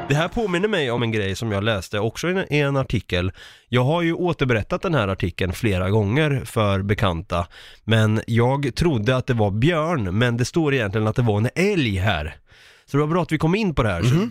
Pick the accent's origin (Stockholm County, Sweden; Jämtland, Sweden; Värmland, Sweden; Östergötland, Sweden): Östergötland, Sweden; home town near Vrinneviskogen; min hemstad